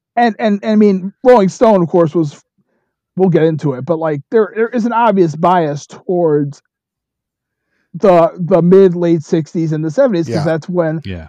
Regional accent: New York City, New York, United States; moved away as an adult; also born or lived in Rockford, Illinois; now in Goshen, United States; I grew up in Bronx, New York, but I've been living in the Midwest my whole adult life

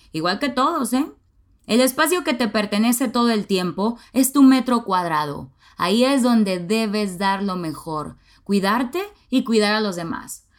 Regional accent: Nuevo Laredo, Tamaulipas, Mexico; now in Monterrey, Mexico; aprendí a manejar a los 16 años en mi ciudad natal, Nuevo Laredo, Tamaulipas

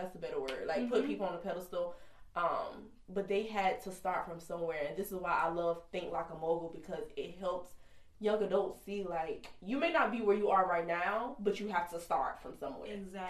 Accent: Kingstree, South Carolina, United States; I'm from King Street, South Carolina. Super country.

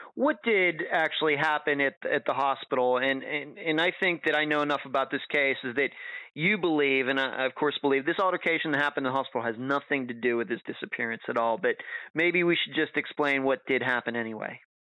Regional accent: United States; as an American

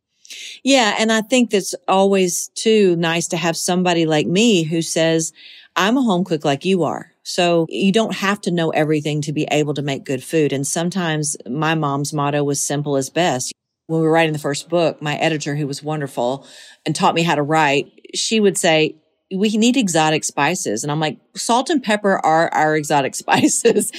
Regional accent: Monticello, Georgia, United States; moved away as an adult; now in Tennessee, United States; so it really is my hometown forever. I'll always be from Monticello, Georgia.

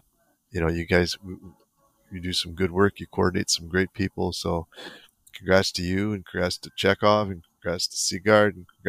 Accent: New Jersey, United States; I'm the Russian from New Jersey.

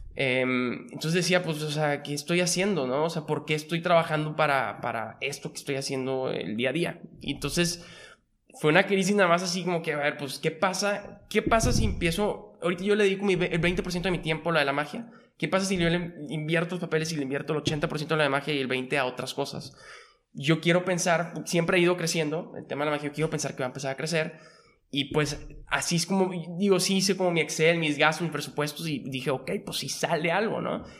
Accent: Monterrey, Nuevo León, Mexico; born or raised there; also born or lived in Mexico City

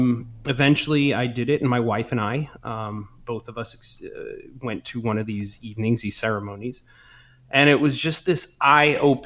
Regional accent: Brockton, Massachusetts, United States; now in California, United States; I grew up in Boston, just south of Boston, a town called Brockton.

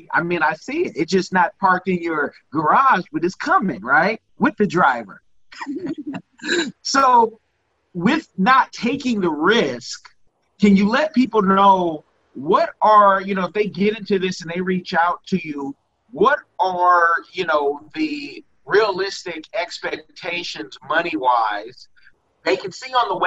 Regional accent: California, United States; now in Seattle, United States; I'm from California.

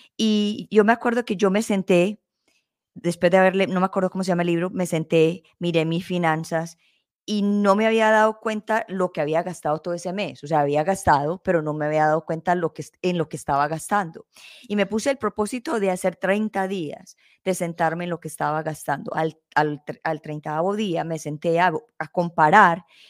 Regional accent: Colombia; nosotros somos colombianos

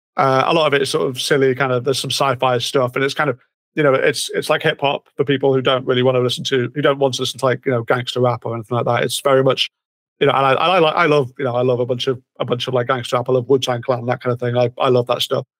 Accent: United Kingdom; it's Britain. We have a we have a very checkered past

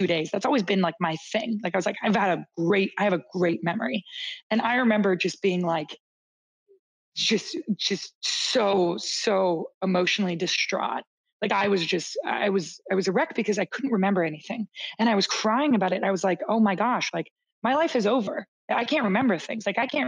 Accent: Canada; also born or lived in Toronto, Canada / Boston, United States; as a Canadian

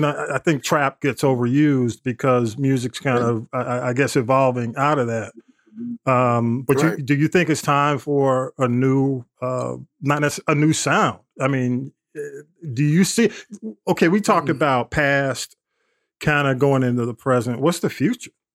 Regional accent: East Point, Georgia, United States; East Point, my hometown

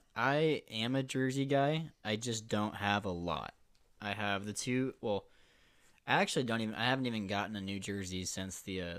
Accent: Nebraska, United States; We're born and raised in Nebraska, so Nebraska and Iowa do have a little bit

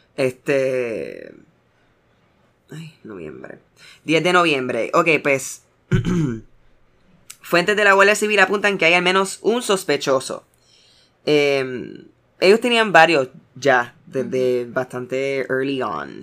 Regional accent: United States; soy americano

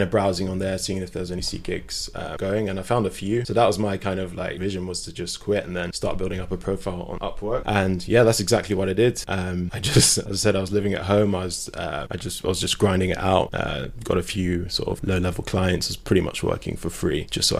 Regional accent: London, United Kingdom; moved away; I'm from London

